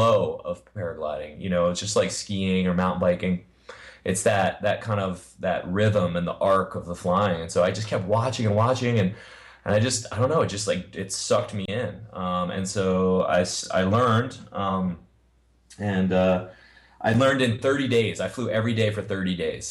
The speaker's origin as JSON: {"language": "English", "area": "Long Island", "region": "New York", "country": "United States", "tie": "born or raised there", "also_born_or_lived": "Los Angeles", "moved": "as an adult", "said": "I grew up on Long Island, and part of the whole New York culture"}